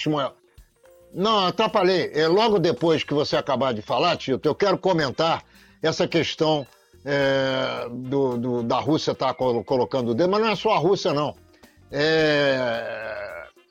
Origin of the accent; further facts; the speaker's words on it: Rio de Janeiro, Brazil; eu, judeu, que nasci em Copacabana, no Rio de Janeiro